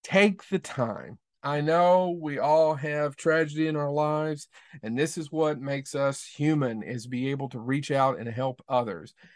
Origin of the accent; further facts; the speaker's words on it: Leslie County, Southeastern Kentucky, United States; I am actually from Southeastern Kentucky, from Leslie County, Kentucky